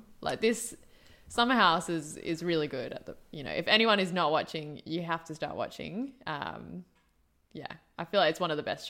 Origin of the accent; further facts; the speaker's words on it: South Africa; I am from South Africa.